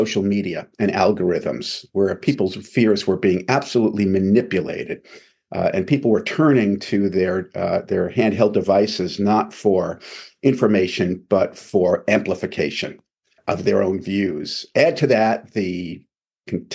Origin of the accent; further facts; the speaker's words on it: Long Island, New York, United States; I'm from Long Island, New York.